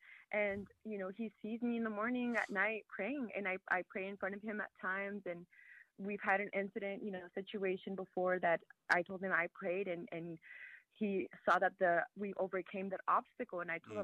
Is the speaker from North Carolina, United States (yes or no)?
no; California, United States; now in Virginia, United States; I come from California and the churches out there, I don't know if you ever heard of Friends Church